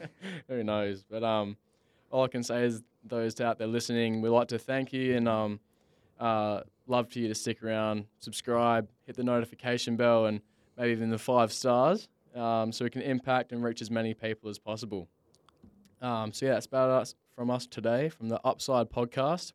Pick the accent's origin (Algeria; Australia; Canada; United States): Australia; Bunbury, Western Australia; I'm originally from Bunbury, which is, uh, only two hours south of Perth